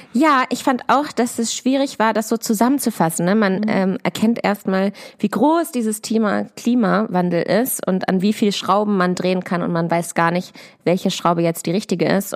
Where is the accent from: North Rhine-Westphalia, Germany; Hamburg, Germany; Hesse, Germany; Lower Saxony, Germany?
Lower Saxony, Germany; near Hanover; moved away; bin auch in der Heimat, also in der Nähe von Hannover. Ich komme ja aus Klein-Dittacke